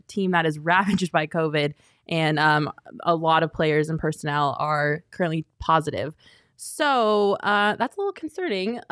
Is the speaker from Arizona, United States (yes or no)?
no; Colorado, United States; I'm from Colorado